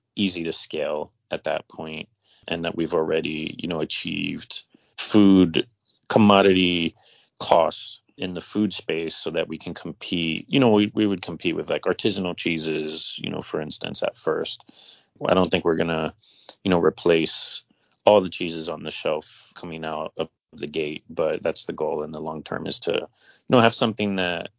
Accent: North Carolina, United States; my hometown of North Carolina

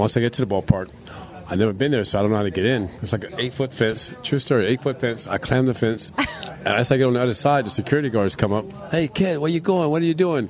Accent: Tampa, Florida, United States; also born or lived in St. Petersburg; growing up in Tampa in the '60s

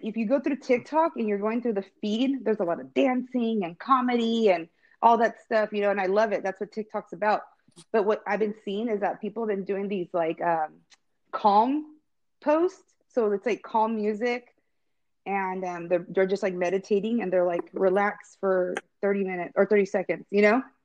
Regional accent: Visalia, California, United States; I grew up here in Visalia

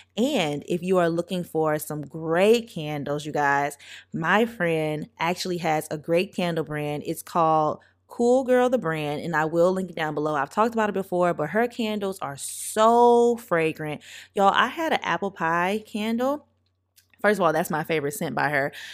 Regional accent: St. Francisville, Louisiana, United States; I grew up in Saint Francisville, Louisiana, very, very small town

